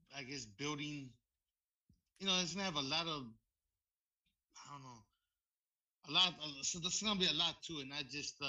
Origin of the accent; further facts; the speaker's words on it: Gardena, California, United States; I was born and raised in Gardena.